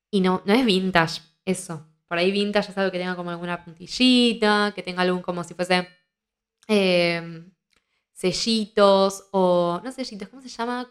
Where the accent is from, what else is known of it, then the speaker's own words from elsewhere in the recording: Argentina; soy argentina